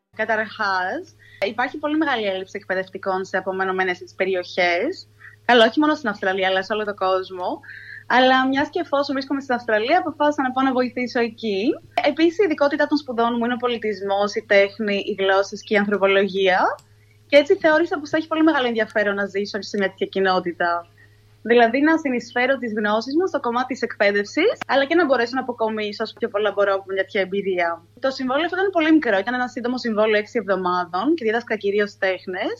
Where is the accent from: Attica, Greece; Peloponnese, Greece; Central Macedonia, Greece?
Attica, Greece; Athens; moved away as an adult; now in Sydney, Australia; γεννήθηκα μεγαλώσει στην Αθήνα